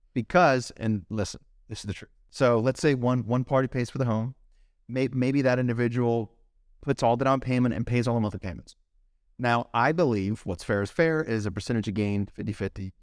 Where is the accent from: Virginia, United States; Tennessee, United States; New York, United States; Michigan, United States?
Virginia, United States; Fairfax; moved away as an adult; also born or lived in Captiva Island, Florida / Curitiba, Brazil / Ohio; now in Miami, United States; I grew up in D C. Two days after high school, I moved from Fairfax to, uh, Captiva Island